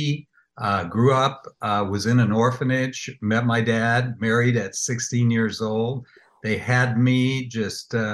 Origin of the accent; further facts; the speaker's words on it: Wichita, Kansas, United States; we lived down the street from Dorothy and Toto. And no, seriously, in Wichita, great place, air capital